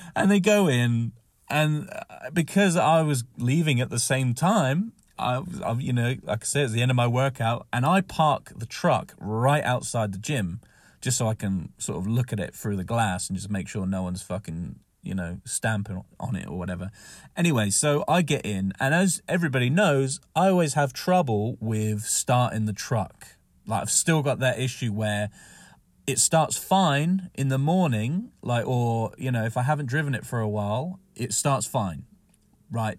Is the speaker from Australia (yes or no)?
no; Southampton, South East England, United Kingdom; moved away; when I was in Southampton, another, you know, my hometown